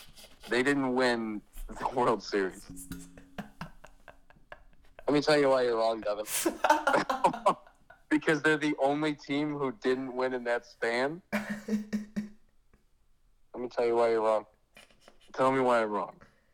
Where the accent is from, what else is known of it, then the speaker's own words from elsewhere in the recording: Chicago, Illinois, United States; Yeah, Chicago. I'm from Chicago.